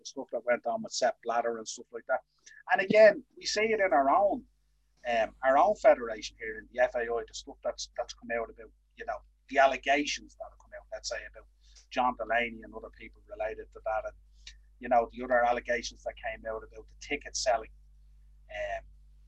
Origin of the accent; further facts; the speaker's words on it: Ireland; us being two Irish lads